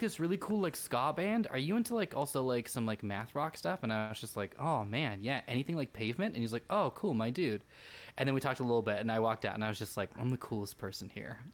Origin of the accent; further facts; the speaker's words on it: California, United States; we are from California